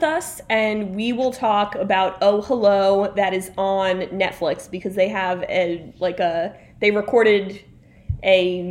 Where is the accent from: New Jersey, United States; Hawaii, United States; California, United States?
New Jersey, United States; Belleville; We're from Belleville.